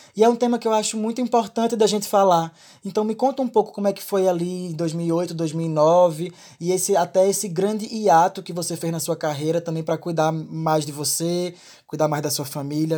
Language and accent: Portuguese; Pernambuco, Brazil; esteja na minha terra, que você esteja fazendo parceria com os meus amigos, com as minhas amigas, que esteja conhecendo o funk daqui